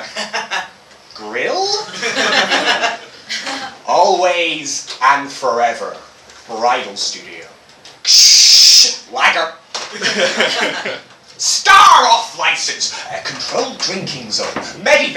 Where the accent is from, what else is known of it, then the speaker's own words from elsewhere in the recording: United Kingdom; I'm British